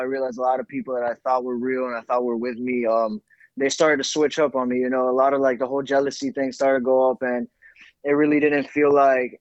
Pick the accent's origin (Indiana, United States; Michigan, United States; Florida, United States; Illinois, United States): Florida, United States; Miami; moved away as an adult; now in Dallas, United States; I was raised in Miami